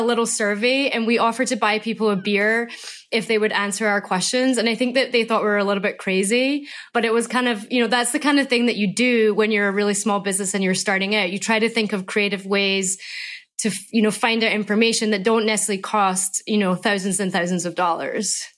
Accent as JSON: {"language": "English", "region": "Scotland", "country": "United Kingdom", "moved": "yes", "said": "I'm from Scotland."}